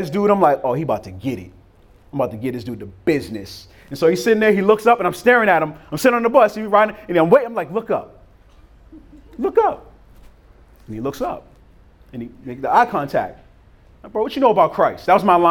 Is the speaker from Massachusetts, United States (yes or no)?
yes; Boston, Massachusetts, United States; also born or lived in Cambridge, Massachusetts; I'm from Boston. My high school was in Cambridge, Massachusetts